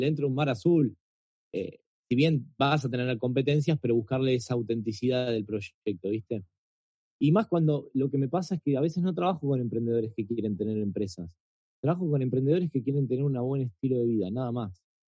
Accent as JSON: {"language": "Spanish", "country": "Argentina", "said": "soy argentino"}